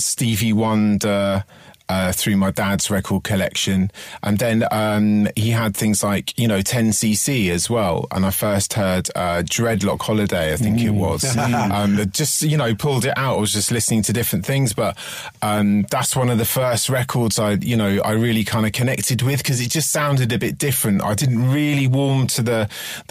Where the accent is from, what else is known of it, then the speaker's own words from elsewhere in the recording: London, United Kingdom; I grew up in West London, of Twickenham, St Margaret's, around there